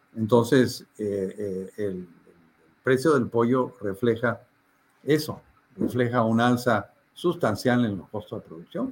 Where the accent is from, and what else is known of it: Peru